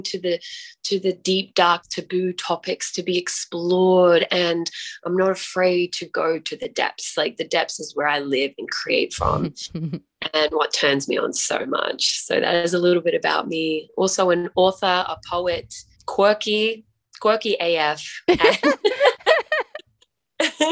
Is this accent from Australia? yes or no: yes; Australia; now in Mexico; I am from Australia, currently in Mexico